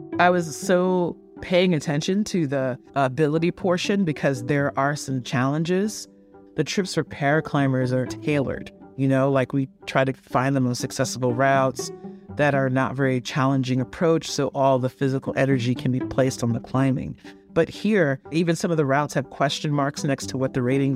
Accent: New York City, New York, United States; I grew up in Flatbush, Brooklyn, New York

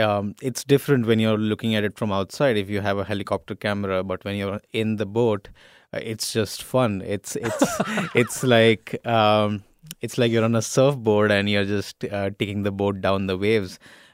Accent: India; I'm Indian

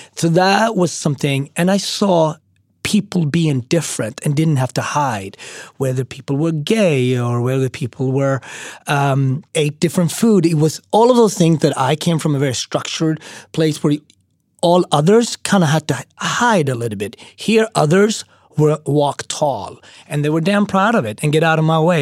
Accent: Sweden; moved away as an adult; also born or lived in Switzerland / Austria / Japan; now in New York City, United States; I mean, I grew up in Sweden, and then I lived for two years in Switzerland

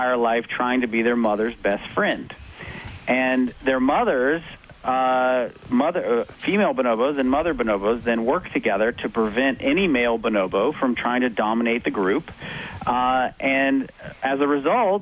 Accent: United States; I'm an American

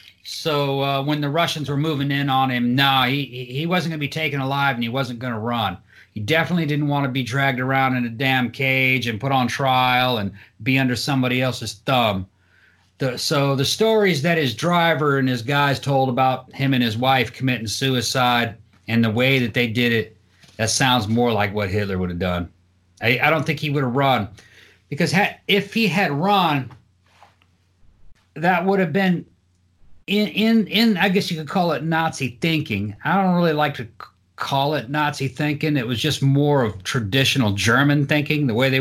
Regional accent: Brazil; Growing up in Brazil

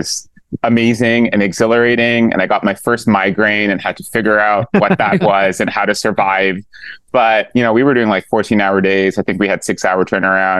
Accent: Pakistan; I did religious studies growing up in Pakistan

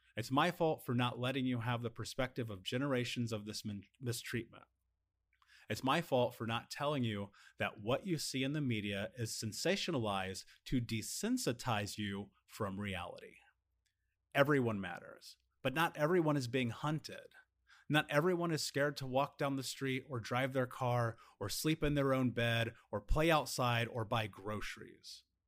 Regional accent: United States; a biracial man in America

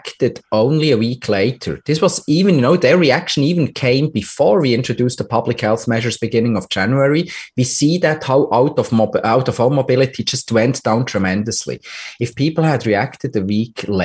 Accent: Switzerland; my home country, Switzerland

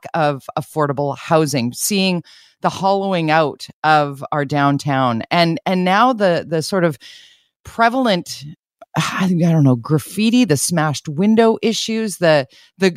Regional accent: Vancouver, British Columbia, Canada; born or raised there

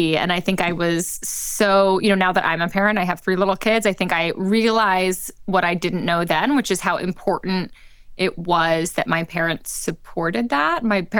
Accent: London, United Kingdom; moved away as an adult; also born or lived in Tokyo, Japan; now in United States; Yeah, so I was born in London. We moved around a lot. My parents are American. I was born in London. I spent a few years in Tokyo, but kind of majority of my years were in London.

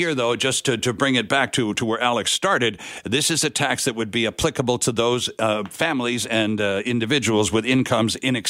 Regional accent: Canada; I'm Canadian.

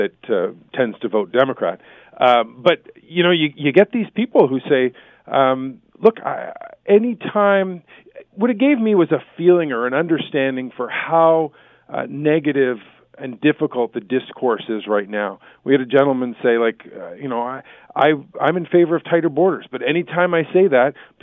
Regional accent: Canada; as a Canadian

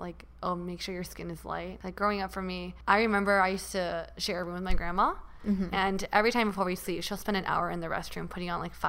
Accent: United States; also born or lived in Taiwan; I feel like growing up in America, you're taught to love yourself and your body.

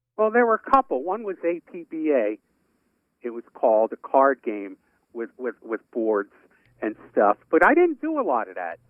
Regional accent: New York City, New York, United States; moved away; a guy that I grew up with in Brooklyn

